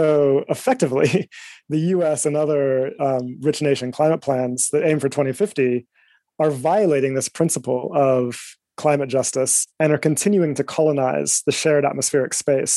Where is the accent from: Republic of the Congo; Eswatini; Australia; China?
Eswatini; also born or lived in United States; now in London, United Kingdom; I am originally from Eswatini, a small country in Southern Africa.